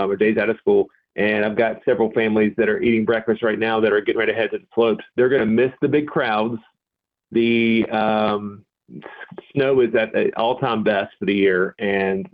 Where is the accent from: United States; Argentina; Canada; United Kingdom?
United States; Boone, North Carolina; growing up in the Boone area